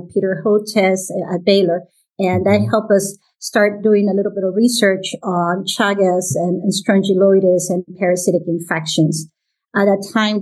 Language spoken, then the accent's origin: English; Guatemala; moved away as an adult; also born or lived in Panama / Chicago, United States / Houston, United States; now in Atlanta, United States; I was born in Guatemala, and my mom is from Panama. So I'm from Guatemala and Panama. I did my medical school in Guatemala